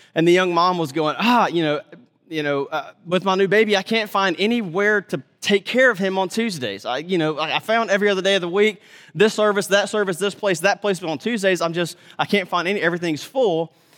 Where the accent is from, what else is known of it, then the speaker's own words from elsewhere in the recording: Mississippi, United States; moved away; I grew up in Mississippi